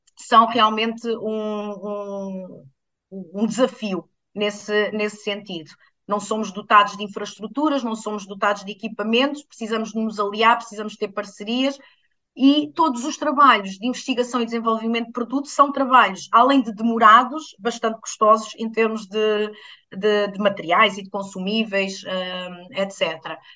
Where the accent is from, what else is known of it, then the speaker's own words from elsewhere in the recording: Alentejo, Portugal; cresci no Alentejo